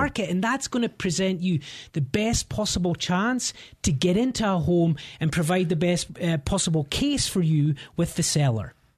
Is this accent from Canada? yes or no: no; Scotland, United Kingdom; moved away as an adult; now in Denver, United States; I'm from Scotland and, um, you know, had, had a great upbringing